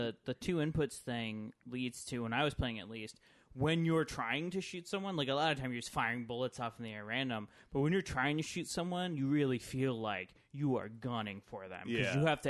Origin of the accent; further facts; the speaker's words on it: United States; we're from America